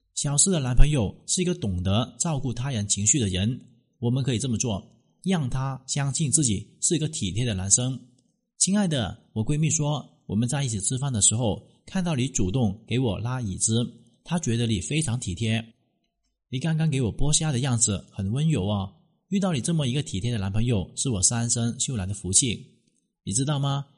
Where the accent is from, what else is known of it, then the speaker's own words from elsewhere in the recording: China; 我们中国人真的是太矜持了